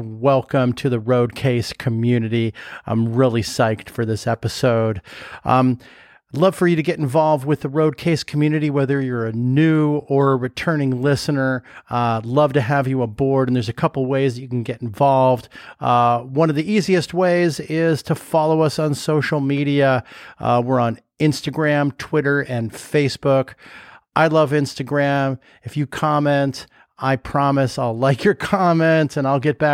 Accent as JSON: {"language": "English", "region": "Southern California", "country": "United States", "tie": "born or raised there", "said": "We grew up in Southern California playing volleyball."}